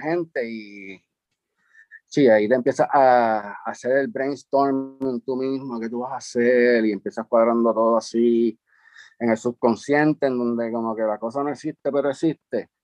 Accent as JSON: {"language": "Spanish", "town": "San Juan", "country": "Puerto Rico", "tie": "born or raised there", "also_born_or_lived": "Carolina, Puerto Rico", "said": "donde me crié en Río Piedra, que fue un caserío que se llamaba López y Caldó"}